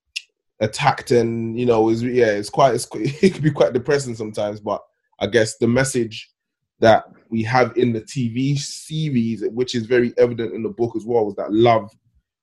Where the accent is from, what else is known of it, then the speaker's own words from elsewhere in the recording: London, United Kingdom; also born or lived in Ghana; I grew up in Thamesmead, which is basically Nigeria, and I'm from Ghana